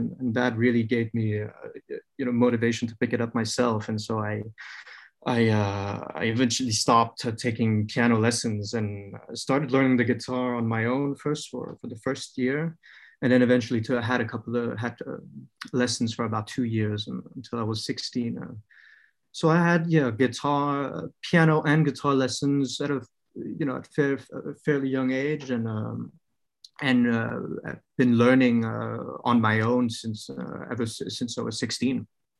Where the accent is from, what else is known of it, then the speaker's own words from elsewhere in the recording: Vietnam; also born or lived in France; So I was born in France, but I would say raised in Vietnam.